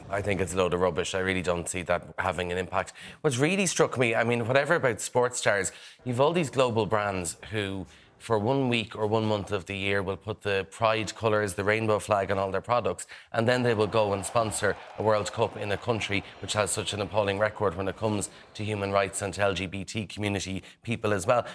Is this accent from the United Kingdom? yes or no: no; Kildare, Leinster, Ireland; accent: Irish; I'm from Kildare